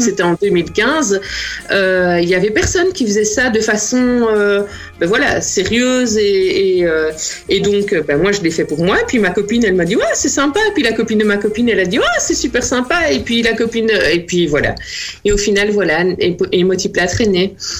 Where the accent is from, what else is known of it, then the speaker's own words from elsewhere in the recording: Namur, Wallonia, Belgium; moi je suis namuroise